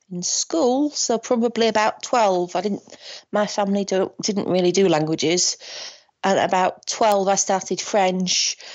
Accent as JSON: {"language": "English", "region": "Northern England", "country": "United Kingdom", "said": "I'm from Northern England, so it's a different setup."}